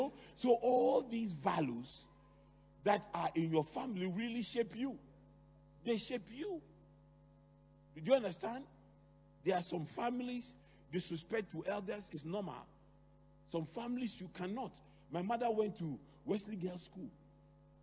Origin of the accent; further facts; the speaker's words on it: Accra, Greater Accra, Ghana; I grew up in Adabraka.